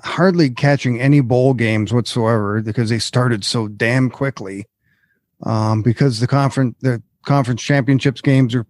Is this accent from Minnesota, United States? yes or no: yes; Minnesota, United States; moved away; I'm originally from Minnesota